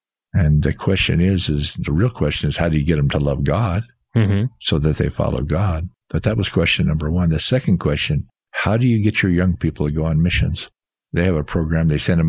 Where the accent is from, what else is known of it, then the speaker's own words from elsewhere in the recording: Rexburg, Idaho, United States; But I loved growing up in Rexburg, Idaho.